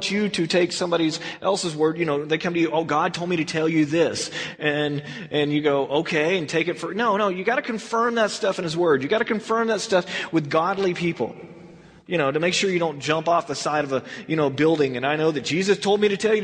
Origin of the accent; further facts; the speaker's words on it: Texas, United States; now in California, United States; when I moved from Texas out here to California